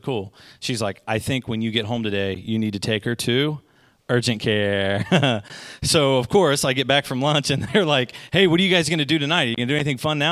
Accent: Goshen, United States; I'm from Goshen

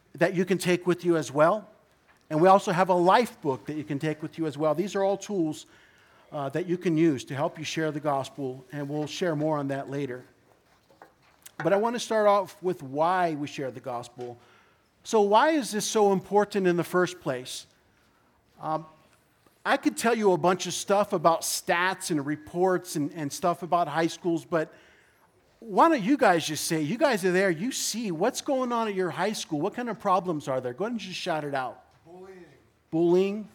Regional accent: Orange County, California, United States; I am from Orange County

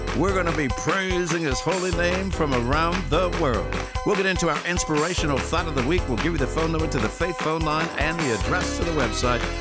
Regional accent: Pittsburgh, Pennsylvania, United States; also born or lived in Houston, Texas; now in Los Angeles, United States; I grew up in Pittsburgh, Pennsylvania

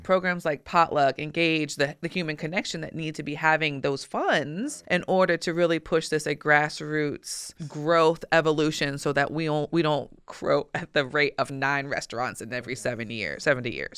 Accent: Richmond, Virginia, United States; my hometown and community

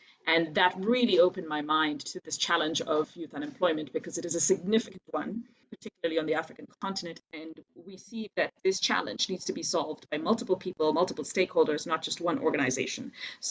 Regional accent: India; moved away as an adult; also born or lived in Nigeria; I was lucky enough to have been born and raised in India and Nigeria, got a scholarship opportunity to study in the United States.

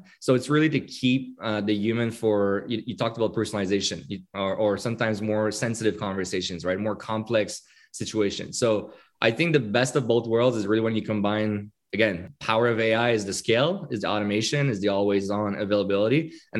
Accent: Quebec, Canada; right? So you can imagine it's a French Canadian, it's a Quebecois name. Being French Canadian

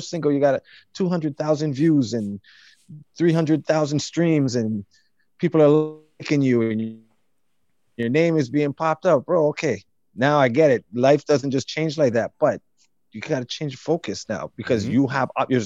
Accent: Toronto, Ontario, Canada; I grew up right like on Markham Road between Eglinton and Lawrence

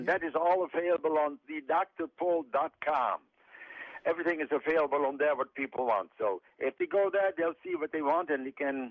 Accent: Netherlands; now in Mount Pleasant; I'm from the Netherlands

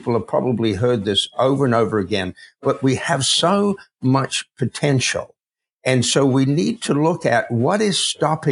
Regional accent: Adelaide, South Australia, Australia; accent: Aussie; now in United States; I have a little bit of an Aussie accent in me, right? And that's because I grew up in Adelaide, Australia.

